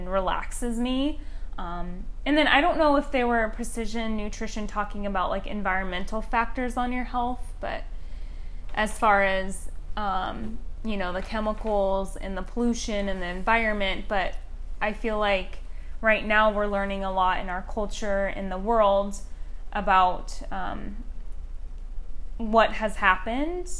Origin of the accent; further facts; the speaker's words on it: the Northwest, Pacific Northwest, United States; now in Scottsdale, United States; Growing up in the Northwest, just surrounded by nature all around me